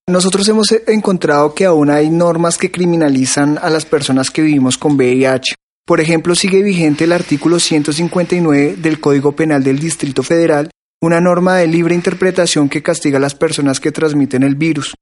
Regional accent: Colombia; now in Mexico City, Mexico; mi tierra querida Colombia

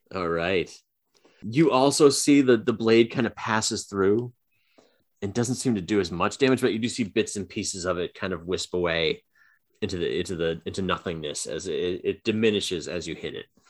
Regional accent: Boston, Massachusetts, United States; we're from Boston

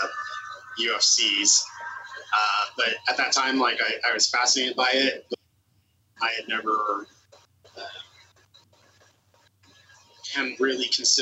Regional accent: Edmonds, Washington, United States; I grew up in the Edmonds

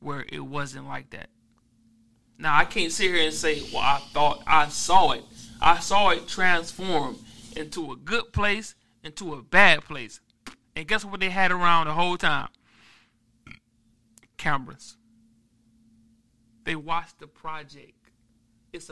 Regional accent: United States; I'm from Grand Valley.

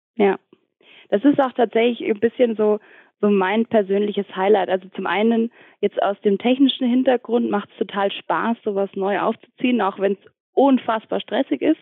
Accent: Ingolstadt, Bavaria, Germany; moved away as an adult; now in Munich, Germany; ich komme auch eigentlich aus Ingolstadt und äh, wohne jetzt mittlerweile seit fünf Jahren, glaube ich, in München

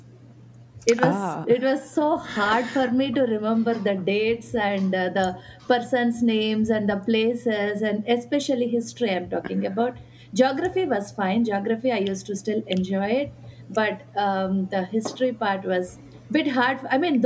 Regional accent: Sriharikota, Andhra Pradesh, India; moved away as an adult; I grew up in India, Sriharikota

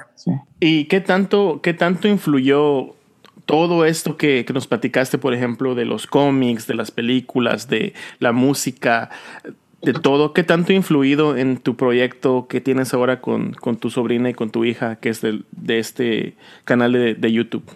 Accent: Yucatán, Mexico; also born or lived in Orange County, California; now in California, United States; yo, crecí solo en México, mis papás estaban aquí en Estados Unidos y luego me, me mandaron a, allá a Yucatán, crecí con mi abuelita

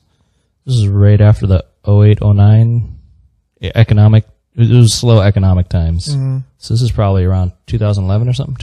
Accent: San Diego, California, United States; We grew up in San Diego.

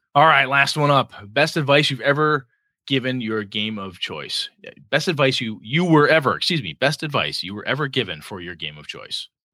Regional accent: Wausau, Wisconsin, United States; born or raised there; moved away

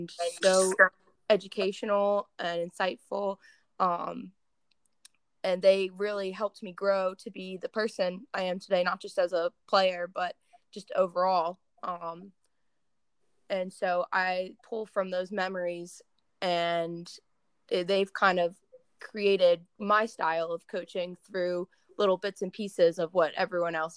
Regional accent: Clarksville, Maryland, United States; I grew up in Clarksville, Maryland

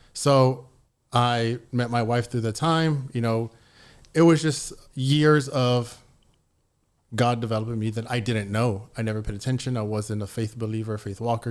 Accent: San Antonio, Texas, United States; I grew up in San Antonio

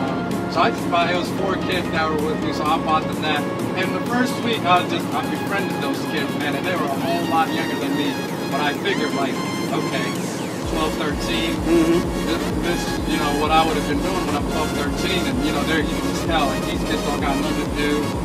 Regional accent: United States; They knew I was from America.

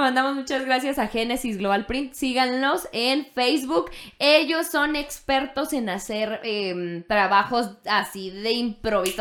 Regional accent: Mexico; nosotros, no sé si como mexicanos o como latinos

